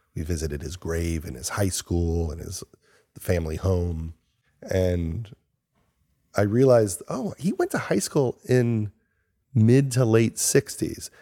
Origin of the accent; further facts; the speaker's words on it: Long Island, New York, United States; moved away as an adult; also born or lived in Los Angeles; I was from Long Island